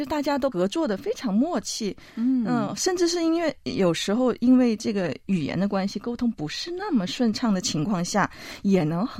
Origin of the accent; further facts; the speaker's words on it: Guangxi Zhuang Autonomous Region, China; now in South Korea; 我是来自有歌的海洋之称的中国广西壮族自治区，我本人呢也是瑶族，我的家乡被誉为歌飞天下的地方。